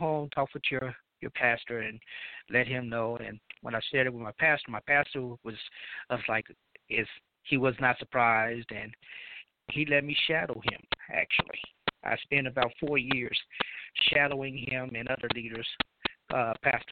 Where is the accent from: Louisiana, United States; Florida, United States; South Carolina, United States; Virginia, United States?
Louisiana, United States; now in Mississippi, United States; I'm from Louisiana